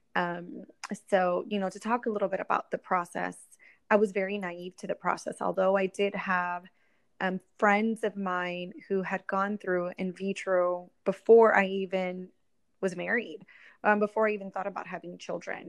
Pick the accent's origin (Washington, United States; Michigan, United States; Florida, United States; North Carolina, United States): Florida, United States; Orlando; moved away as an adult; also born or lived in Puerto Rico; now in Miami, United States; I am originally from Puerto Rico uh, raised in uh, Orlando, Florida. That's kind of where I spent uh, my childhood and all the way up until college.